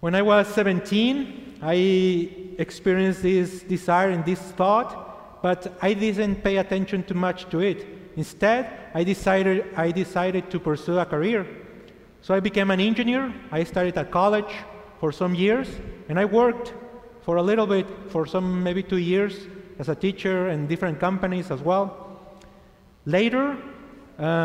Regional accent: Chihuahua, Mexico; English is a second language; moved away as an adult; also born or lived in El Paso, Texas; I was born in Chihuahua, Mexico, and I'm 34 years old

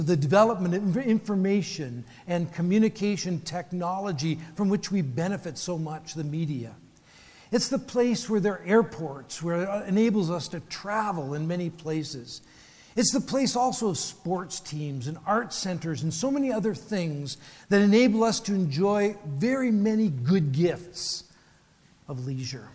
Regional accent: Canada; also born or lived in Vancouver, Canada / Phoenix, United States; I get to spend my half of my life in the beautiful city of Vancouver, Canada. I'm Canadian

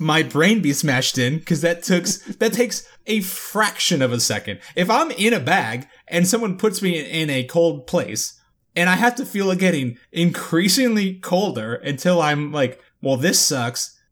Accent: Florida, United States

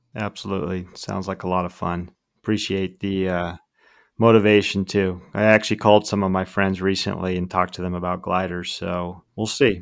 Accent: Southern California, United States; I'm from SoCal

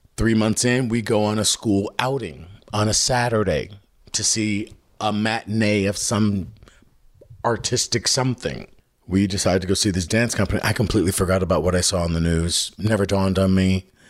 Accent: Chicago, Illinois, United States; I was born in Chicago, yeah. I grew up on the South Side.

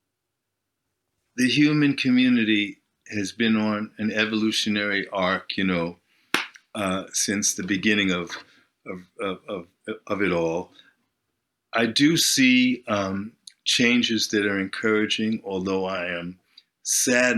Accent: New York, United States; moved away as an adult; now in Sweden; I'm from New York originally, so it was a bit of a homecoming

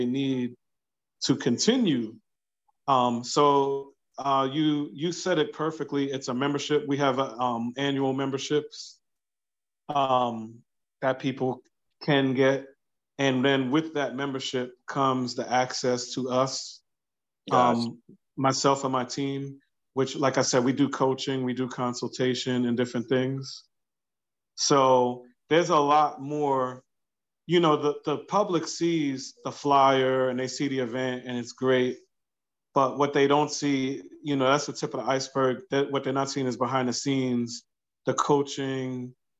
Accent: New York City, New York, United States; now in Delaware, United States; I grew up in New York, by the way. So I'm going back home to my old neighborhood in Brooklyn

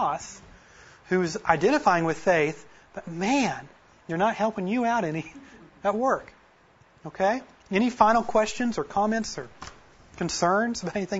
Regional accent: Creek County, Oklahoma, United States; I grew up in Creek County.

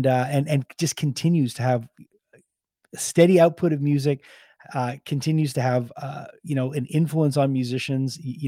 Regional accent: Montreal, Quebec, Canada; You know, growing up in Montreal, they were a band that we played all the time.

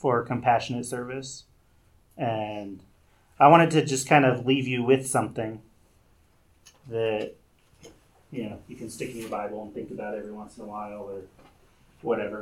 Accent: United States; I am so American. I mean, I grew up here. Still, most of my life I've lived in America

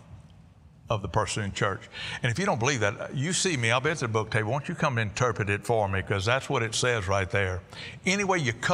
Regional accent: Cajun, Louisiana, United States; I'm a Cajun

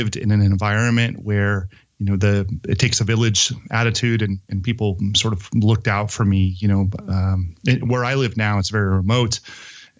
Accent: Santa Cruz, California, United States; I was born and raised here in Santa Cruz, California, to a single mom working at Lipton Tea

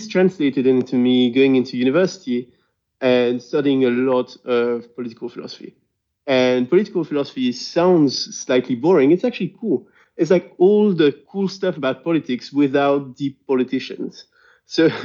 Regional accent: Brussels, Brussels-Capital Region, Belgium; first language French; English is a second language; I'm from Brussels. If you hadn't noticed by now, French is my main language.

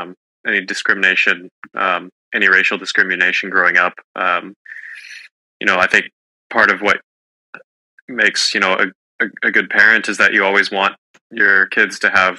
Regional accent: California, United States; growing up in California, where the sun shines seemingly every day of the year

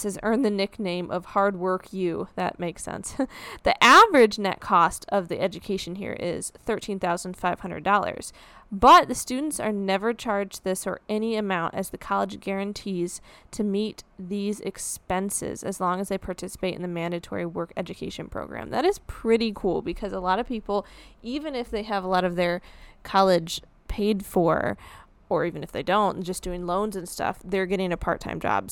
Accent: Midwest, United States; I'm from the Midwest

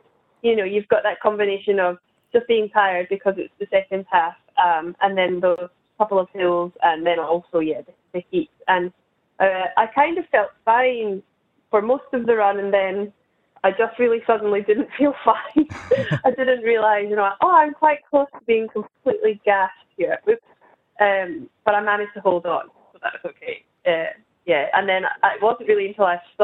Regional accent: Scotland, United Kingdom; now in Sydney, Australia; my hometown in Scotland

